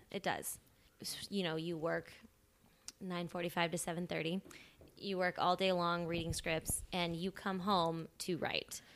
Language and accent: English; Columbia, Illinois, United States; I'm from Southern Illinois